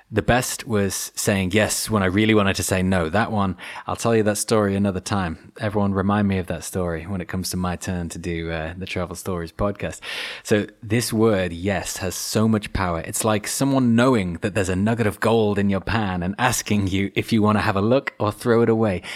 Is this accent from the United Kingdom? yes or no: yes; United Kingdom; being British